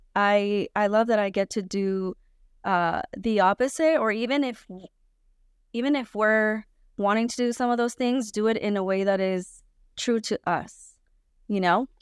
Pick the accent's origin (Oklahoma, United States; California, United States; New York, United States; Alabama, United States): California, United States; also born or lived in Guanajuato, Mexico; I was born in Mexico, but I was raised in California